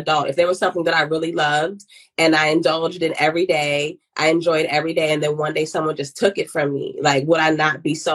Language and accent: English; Ghana; I'm from Ghana